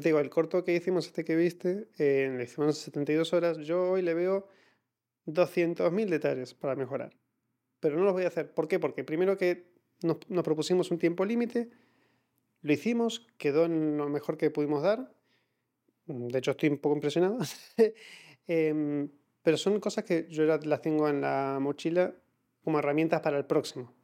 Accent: Argentina; los argentinos tendemos a hablar muchísimo

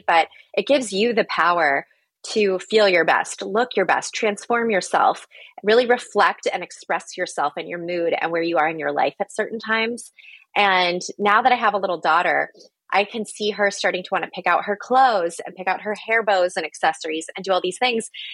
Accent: Phoenix, Arizona, United States; I'm from Phoenix.

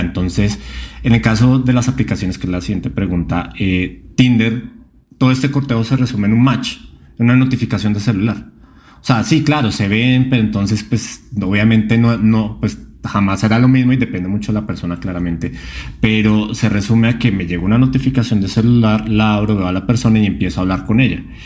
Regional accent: Colombia; moved away; directamente desde mi tierra, desde Colombia

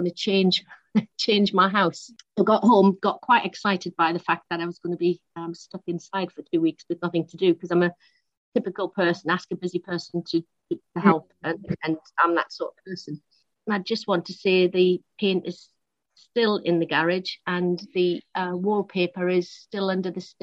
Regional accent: Newcastle upon Tyne, North East England, United Kingdom; moved away as an adult; now in London, United Kingdom; I'm from Newcastle originally, born in Newcastle, and left for London when I was 20

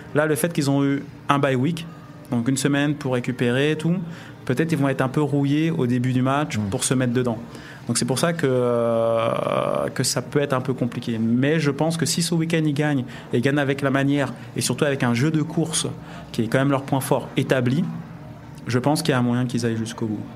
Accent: France; on est français

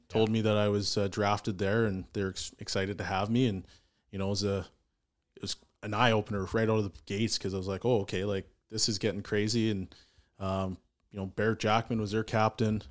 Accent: Edmonton, Alberta, Canada; born and raised in Edmonton. I love it here.

